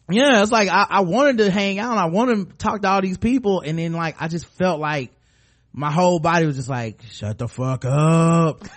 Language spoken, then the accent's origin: English; North Carolina, United States; We're from North Carolina.